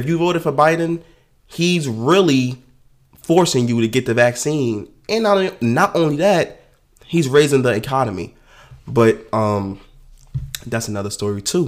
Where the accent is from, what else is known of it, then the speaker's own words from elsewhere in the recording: New York, United States; New York. So, in my hometown